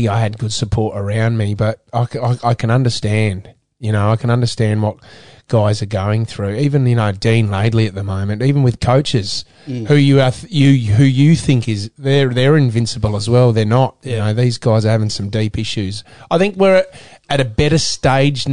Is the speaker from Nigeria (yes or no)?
no; Adelaide, South Australia, Australia; moved away as an adult; also born or lived in Sydney; I was from Adelaide, from Port Alunga